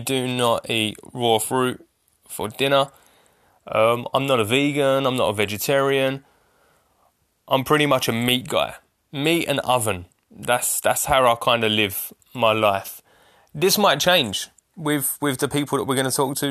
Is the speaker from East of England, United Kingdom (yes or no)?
yes; Essex, East of England, United Kingdom; I'm from Essex